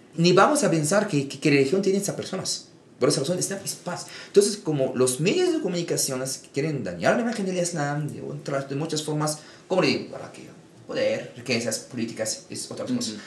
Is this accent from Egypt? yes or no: yes; Egypt; moved away as an adult; now in Mexico; yo nací en Egipto, aquí yo vivo en América Latina 7, 8 años